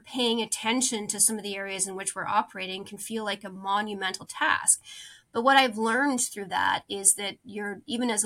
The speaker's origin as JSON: {"language": "English", "country": "Canada", "said": "As a Canadian"}